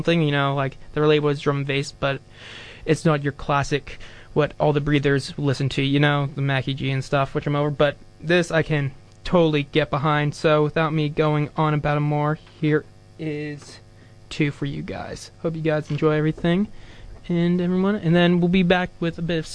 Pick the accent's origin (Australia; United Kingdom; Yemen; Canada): Canada; I'm Canadian as well